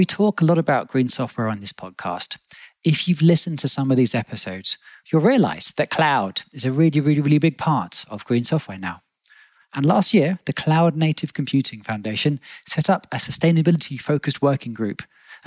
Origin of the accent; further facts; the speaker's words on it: England, United Kingdom; now in Berlin, Germany; I no longer live in England, but I grew up in England